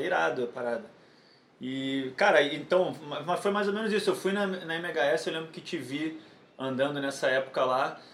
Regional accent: Rio de Janeiro, Brazil; sou aqui do Rio de Janeiro

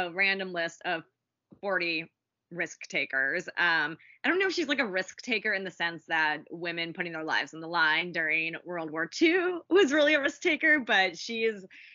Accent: Arizona, United States; I grew up in Arizona in the West

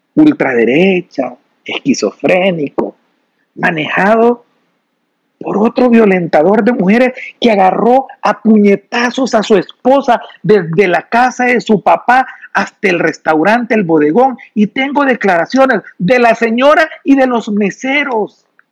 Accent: El Salvador; nosotros como salvadoreños

